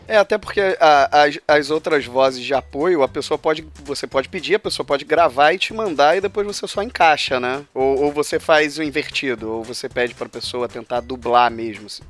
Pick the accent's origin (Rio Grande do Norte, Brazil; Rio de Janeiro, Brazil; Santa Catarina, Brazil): Rio de Janeiro, Brazil; eu sou carioca